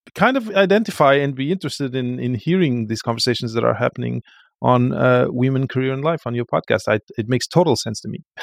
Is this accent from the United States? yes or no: no; Portugal; moved away; I come from Portugal